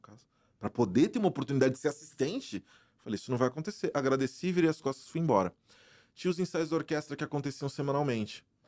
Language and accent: Portuguese; Brazil; moved away as an adult; also born or lived in Germany; now in United States; Eu venho do Brasil, eu venho da, da, de uma realidade onde eu não tinha